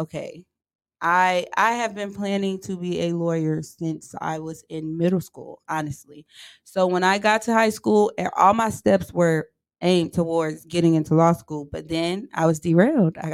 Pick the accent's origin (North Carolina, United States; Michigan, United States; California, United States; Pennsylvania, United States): North Carolina, United States; Charlotte; moved away as an adult; now in Houston, United States; I'm from Charlotte, North Carolina